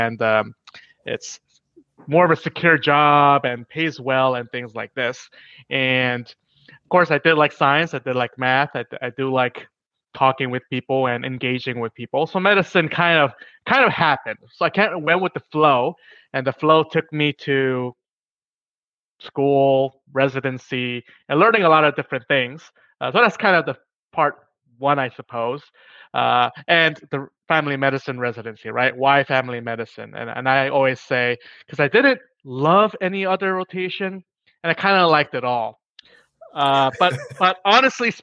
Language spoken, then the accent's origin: English; New York, United States; I was born in New York to immigrant parents